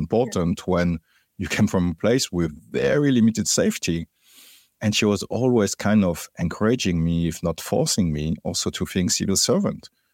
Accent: Paris, Île-de-France, France; moved away; also born or lived in Martinique; I grew up in Paris, in the suburb of Paris

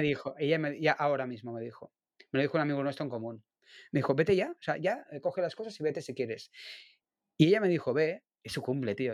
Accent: Barcelona, Catalonia, Spain; el barrio de Gracia, en Barcelona, por la calle, que es un sitio que voy mucho a hacer fotos de calle porque me encanta, aparte que es mi barrio natal

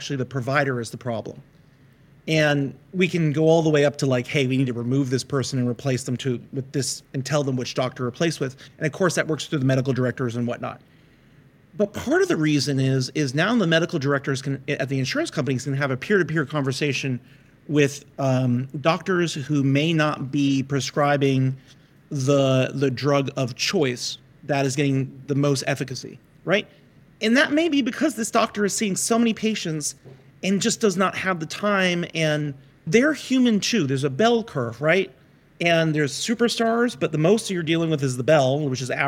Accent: United States; we're American, we're capitalists.

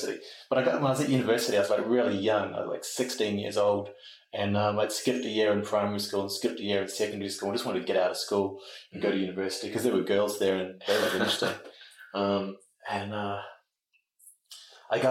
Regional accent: Auckland, New Zealand; Grew up in the North Shore of Auckland

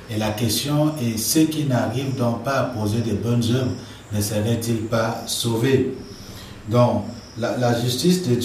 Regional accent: Cameroon; fondateur de l'Institut public Réma. Je suis camerounais

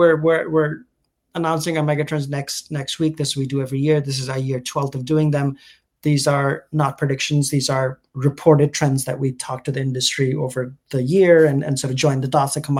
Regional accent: India; also born or lived in United Kingdom; now in United States; And I'm technically British. I was born in UK. My family is from India. I grew up between India and now US and UK.

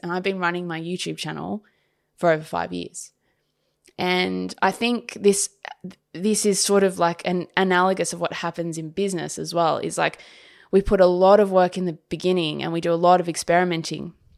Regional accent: Sydney, New South Wales, Australia; moved away as an adult; this is my hometown, but I haven't lived here for such a long time

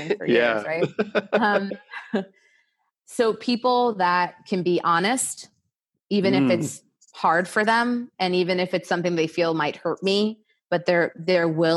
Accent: New York City, New York, United States; now in California, United States; I'm from New York City

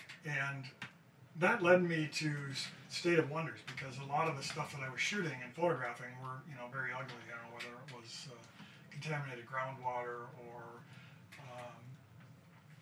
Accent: Duluth, Minnesota, United States; I grew up in Duluth

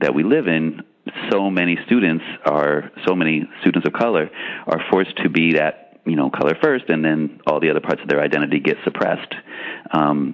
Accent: San Francisco, California, United States; I grew up in San Francisco

